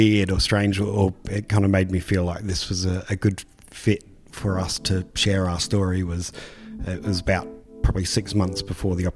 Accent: Rapid Bay, South Australia, Australia; I'd grown up, you know, fishing Rapid Bay from as early as I could remember

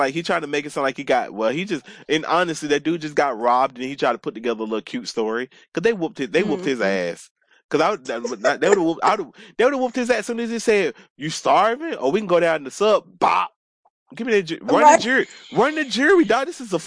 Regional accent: Atlanta, Georgia, United States; I grew up in Atlanta, so I've been taking the MARTA since I was like in fifth grade by myself

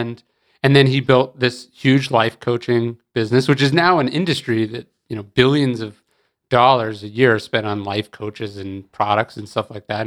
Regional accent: Sacramento, California, United States; also born or lived in Riverside, California; now in Austin, United States; I grew up in Sacramento

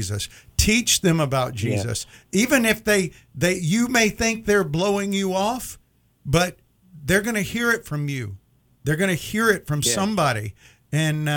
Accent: Mississippi, United States; I grew up in Mississippi

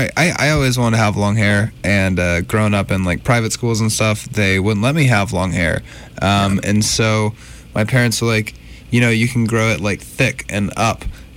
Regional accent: Montgomery, Alabama, United States; moved away; also born or lived in Birmingham, Alabama; Well, I was born in Birmingham, but then I grew up in Montgomery for 16 years.

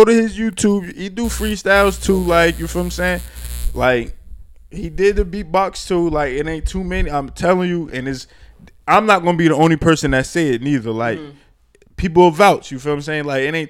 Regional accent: Newark, New Jersey, United States; I'm from Brick City. Like, you automatically known to be gritty. If you from Newark, so it adds to your persona.

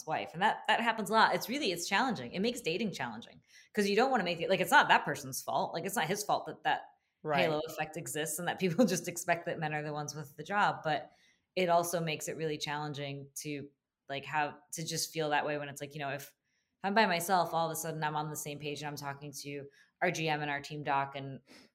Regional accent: New Jersey, United States; moved away as an adult; also born or lived in New York; now in Jacksonville, United States; growing up in New Jersey and then living in New York

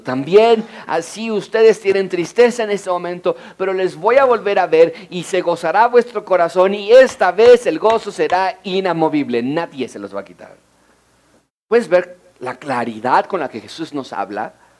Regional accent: Mexico City, Mexico; Yo nací en la Ciudad de México, Rebeca, mi esposa, nació en Connecticut, los Estados Unidos. Yo estudié toda mi vida en escuelas públicas en la Ciudad de México

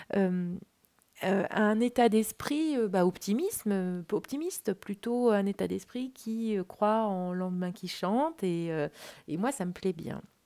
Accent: France; en tant que Français

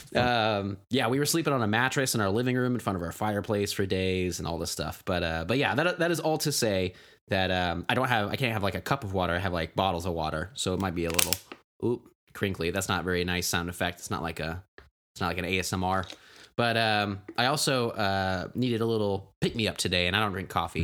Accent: Tulsa, Oklahoma, United States; moved away; I'm, I'm from Oklahoma. I'm from Tulsa

